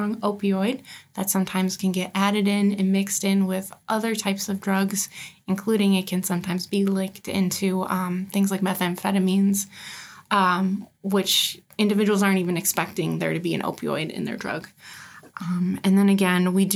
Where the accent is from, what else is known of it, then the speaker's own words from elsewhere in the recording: Niagara Falls, New York, United States; now in Washington, United States; I grew up in Niagara Falls, New York